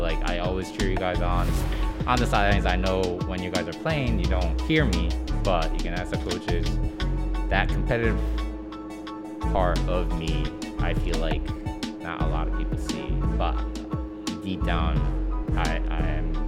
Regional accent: Japan; also born or lived in Michigan / London; So I was born in the States. I was actually born in Michigan. And grew up, I've been all over the world. I was here, I went back to Japan, came back to States, and I actually lived in London for 2 years.

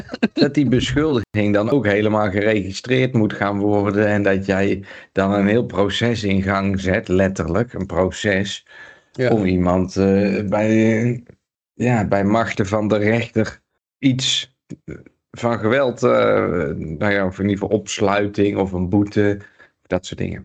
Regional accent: Breda, North Brabant, Netherlands; moved away; waar, ik geboren ben, Johan, in Breda

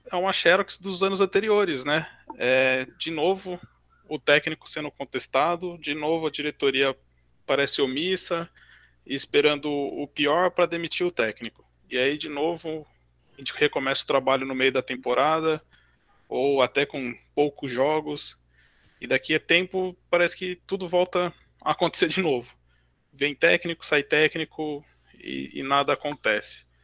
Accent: Mogi das Cruzes, São Paulo, Brazil; eu tenho 34 anos, eu sou de Mogi das Cruzes, mas moro hoje em São Paulo.

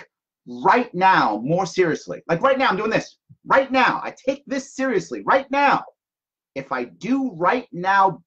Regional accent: United States; also born or lived in Japan

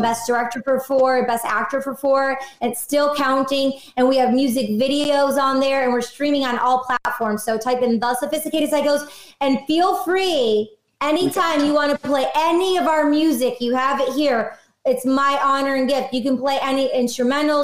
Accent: Detroit, Michigan, United States; I'm from Detroit

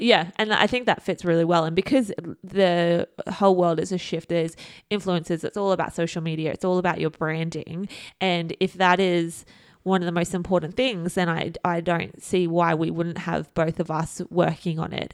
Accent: Australia; we are from Australia

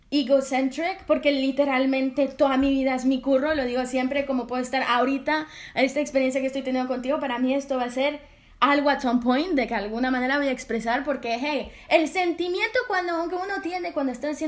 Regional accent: France; Yo siendo francesa estaba como, quiero que sea algo muy yo

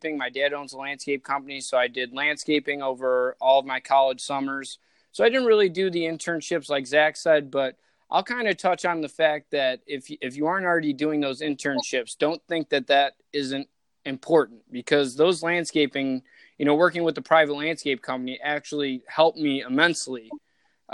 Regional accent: suburbs of Chicago, Illinois, United States; moved away; we grew up in the same hometown in the suburbs of Chicago

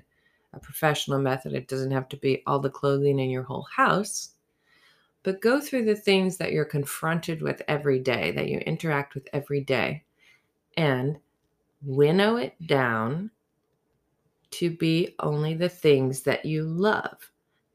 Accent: the South, United States; growing up in the South

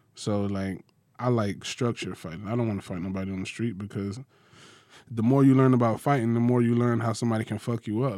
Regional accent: Macon, Georgia, United States; I grew up in Macon, Macon, Georgia

